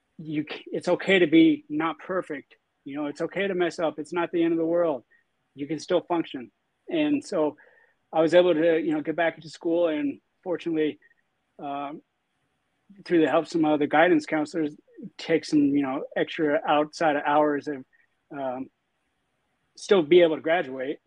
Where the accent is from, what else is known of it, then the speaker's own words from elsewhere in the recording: St. George, Utah, United States; I was born and raised in St. George, Utah.